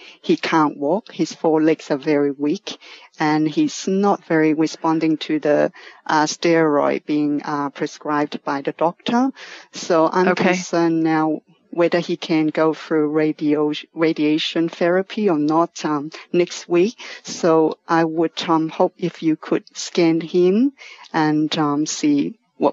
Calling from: Central Coast, New South Wales, Australia; I'm calling from Central Coast, from the New South Wales state, Australia

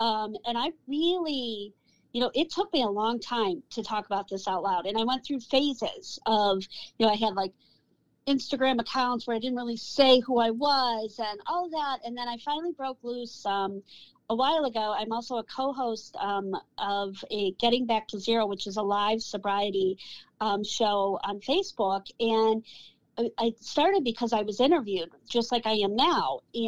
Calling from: Cleveland, Ohio, United States; I am hailing from Cleveland, Ohio.

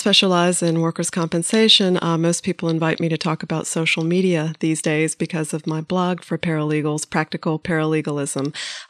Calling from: Winston-Salem, North Carolina, United States; I'm calling from Winston-Salem, North Carolina

